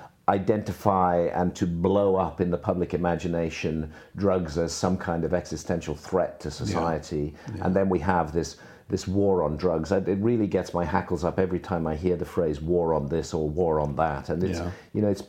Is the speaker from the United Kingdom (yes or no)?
yes; Bath, South West England, United Kingdom; hometown of Bath in England